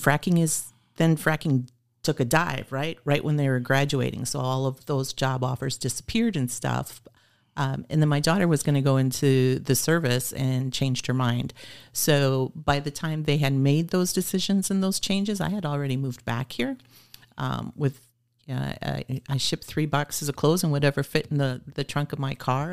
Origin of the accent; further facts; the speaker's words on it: Oshkosh, Wisconsin, United States; moved away as an adult; also born or lived in Fond du Lac / Green Bay / Phoenix; Oshkosh is my hometown.